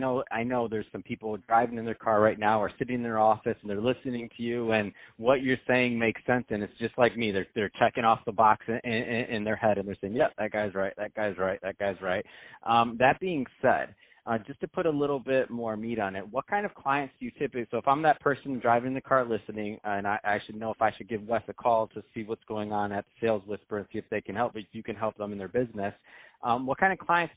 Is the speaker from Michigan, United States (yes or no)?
yes; Michigan, United States; now in Santa Monica, United States; I'm from Michigan